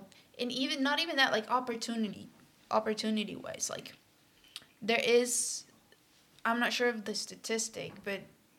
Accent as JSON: {"language": "English", "country": "Puerto Rico", "tie": "born or raised there", "moved": "as an adult", "lives_now": "Massachusetts, United States", "said": "I grew up in Puerto Rico, so obviously I watched in Spanish."}